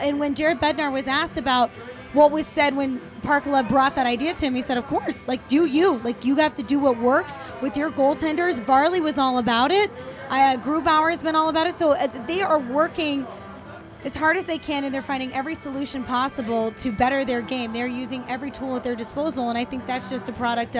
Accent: Denver, Colorado, United States; I'm from Denver, Colorado

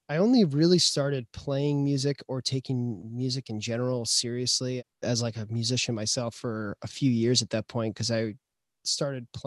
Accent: Tucson, Arizona, United States; I came from Tucson Arizona and I had been to New York before but like I hadn't spent that much time in Brooklyn

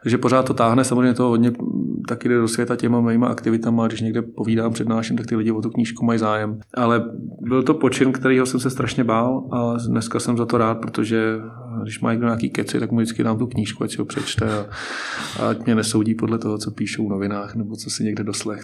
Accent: Hořovice, Central Bohemian Region, Czechia; Hořovice, moje rodné město

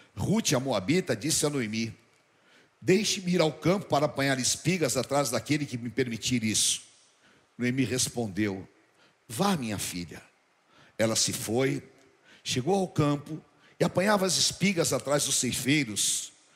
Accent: São Paulo, Brazil; Quando eu era criança, quando eu era menino lá em Barbacena, né? só que não era em Barbacena, aqui na aclimação

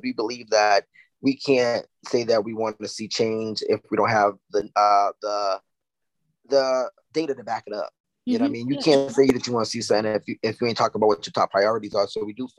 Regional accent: Boston, Massachusetts, United States; I grew up in JP, these quite frank Bromley Heath projects

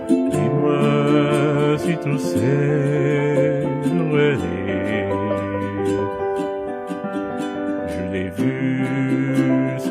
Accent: Silverdale, North West England, United Kingdom; accent: RP with a bit of Lancashire flavour; I grew up in Lancashire in the northwest of England, in a village called Silverdale

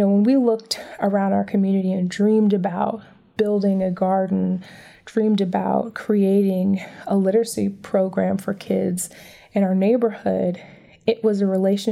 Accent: Detroit, Michigan, United States; now in Atlantic City, United States; where I grew up in Detroit

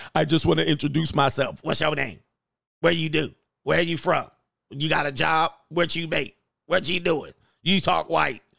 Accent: California, United States; I'm from California

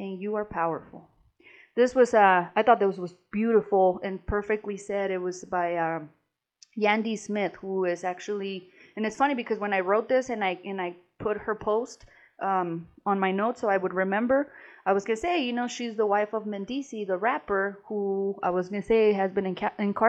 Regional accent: Mexico; moved away; growing up in Mexico

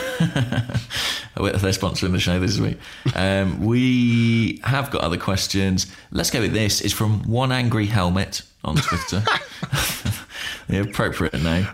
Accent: Watford, East of England, United Kingdom; I was born in Watford

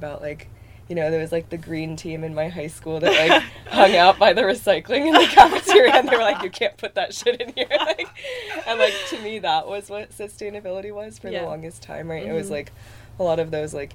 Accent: Bellevue, Washington, United States; moved away as an adult; I am from Bellevue, Washington, which is a little outside of Seattle.

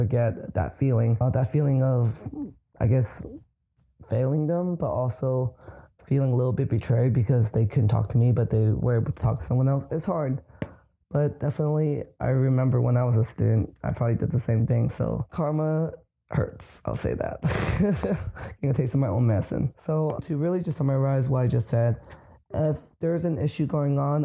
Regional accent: California, United States; moved away as an adult; now in New England, United States; I'm originally from California

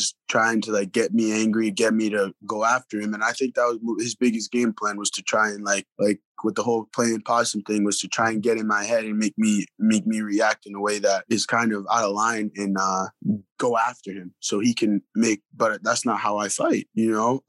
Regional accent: New York City, New York, United States; moved away; also born or lived in New England; Brooklyn was not easy. Now if you go to Brooklyn, it's super hipster now. It's like not the same. But when I was there, it was pretty gritty over there

